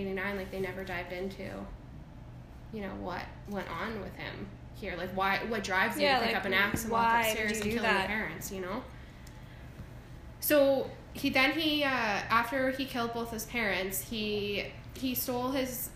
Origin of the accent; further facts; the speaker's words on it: Airdrie, Alberta, Canada; I grew up in Airdrie as well